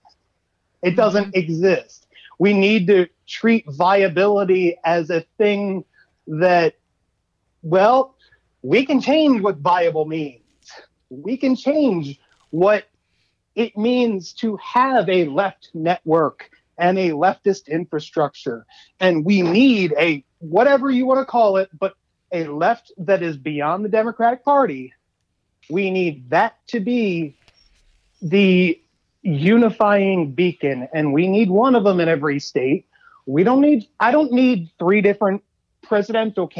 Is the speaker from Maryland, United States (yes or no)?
yes; Baltimore, Maryland, United States; I grew up in East Baltimore